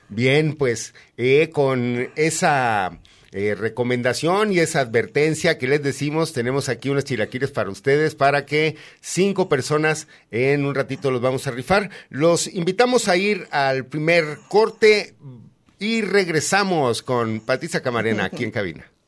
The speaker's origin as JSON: {"language": "Spanish", "region": "Aguascalientes", "country": "Mexico", "moved": "yes", "said": "Yo que vengo de Aguascalientes"}